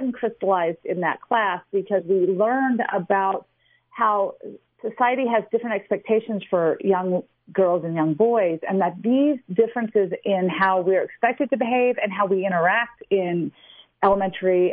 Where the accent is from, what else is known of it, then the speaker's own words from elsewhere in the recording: Memphis, Tennessee, United States; now in Reno, United States; I grew up in the South with a very different background than most of my peers